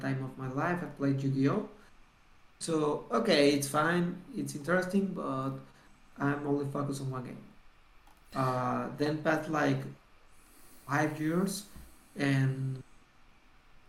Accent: Monterrey, Nuevo León, Mexico; also born or lived in Mexico City / Toluca; I came back to Monterey, my natal town, my hometown

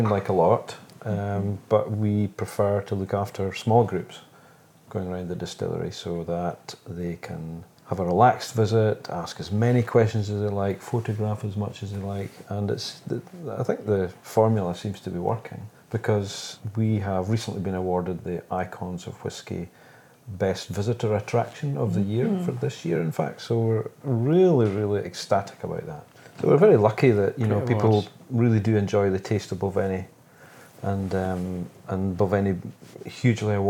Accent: Dufftown, Scotland, United Kingdom; now in Lossiemouth, United Kingdom; I was born here in Dufftown.

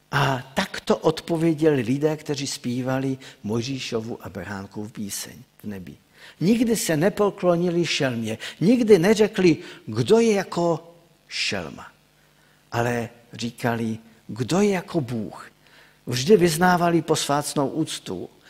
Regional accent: Czechia; also born or lived in Ostrava; pocházím z Odřichovic

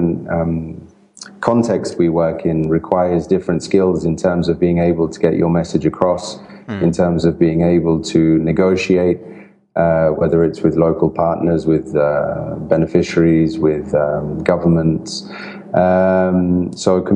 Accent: England, United Kingdom; also born or lived in Italy; I'm Italian, and I grew up in England. My family moved to England when I was 2 years old, so I grew up in the UK

